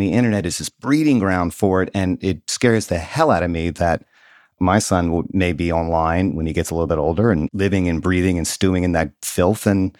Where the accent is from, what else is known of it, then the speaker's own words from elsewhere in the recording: Mississippi, United States; I was a pretty middle class kid growing up in Southern Mississippi.